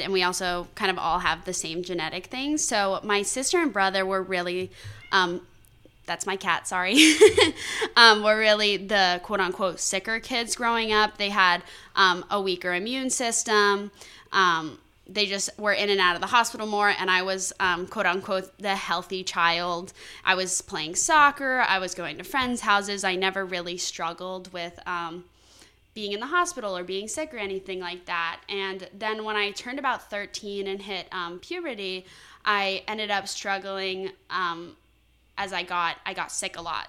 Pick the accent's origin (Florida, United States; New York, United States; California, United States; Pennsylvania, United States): Florida, United States; Valrico; moved away as an adult; also born or lived in Connecticut; I'm from Valrico, Florida, which is kind of just outside of Tampa